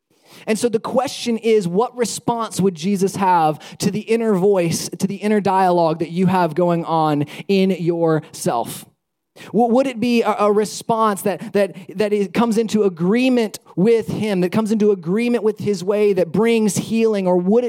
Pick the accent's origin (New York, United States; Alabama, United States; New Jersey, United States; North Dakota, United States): Alabama, United States; when people find out that I'm from Alabama, one of the things that they often say is, "Oh, you don't sound like you're from Alabama.